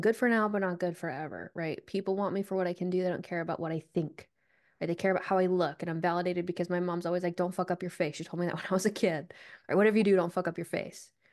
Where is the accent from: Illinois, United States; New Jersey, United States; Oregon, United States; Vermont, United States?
Vermont, United States; I grew up in Vermont